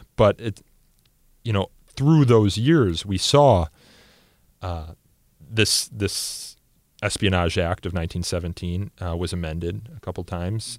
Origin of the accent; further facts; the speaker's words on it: Elmhurst, Illinois, United States; my hometown of Elmhurst, I-, Illinois